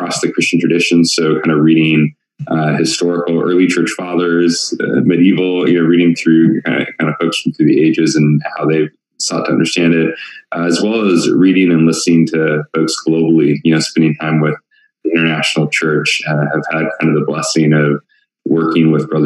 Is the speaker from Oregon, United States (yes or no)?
yes; Oregon, United States; moved away as an adult; also born or lived in Portland, Oregon; now in Tempe, United States; born and raised in the Northwest up in Oregon.